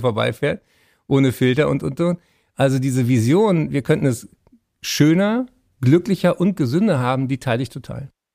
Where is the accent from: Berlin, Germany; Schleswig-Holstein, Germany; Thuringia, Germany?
Berlin, Germany; ich bin Berliner